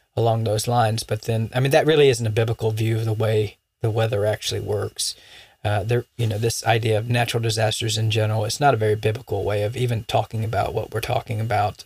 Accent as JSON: {"language": "English", "region": "Florida", "country": "United States", "tie": "born or raised there", "moved": "yes", "said": "where I grew up in Florida"}